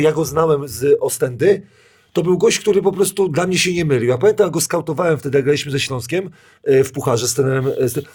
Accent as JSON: {"language": "Polish", "region": "Kuyavian-Pomeranian Voivodeship", "country": "Poland", "said": "ja jestem z Kujaw"}